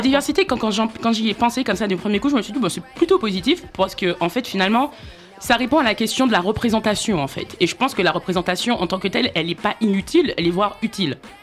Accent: Martinique; je suis née en Martinique

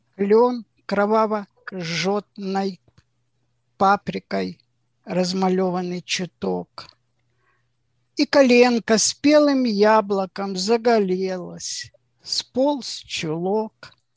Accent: Ukraine; moved away as an adult; also born or lived in Zaporizhzhia; now in Israel; Я с Украины, инженер-металлург, 21 год горячего стажа на Запорожстале. Живу у озера Кенерет.

